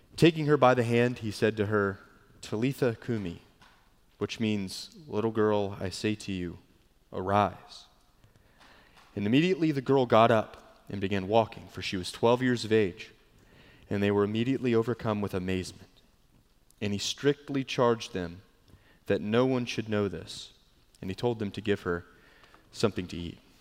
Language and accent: English; Charleston, South Carolina, United States; moved away; growing up in Charleston